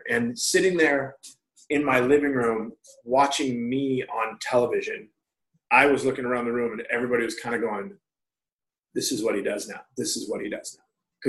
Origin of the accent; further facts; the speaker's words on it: Long Beach, California, United States; I was like, I'm from Long Beach.